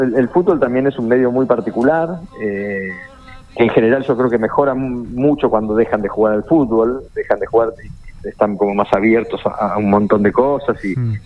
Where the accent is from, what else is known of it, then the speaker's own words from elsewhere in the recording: La Plata, Buenos Aires Province, Argentina; siendo platense, estudiante